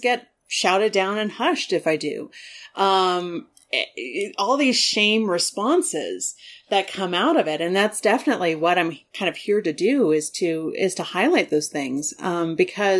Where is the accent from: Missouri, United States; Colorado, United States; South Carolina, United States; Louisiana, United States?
Colorado, United States; Southern; Mexican American and growing up in Southern Colorado